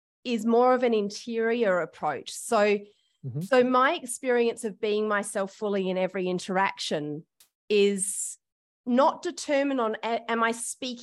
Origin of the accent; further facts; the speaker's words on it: Australia; I have had the privilege of being white, being an Australian, and being born in Australia.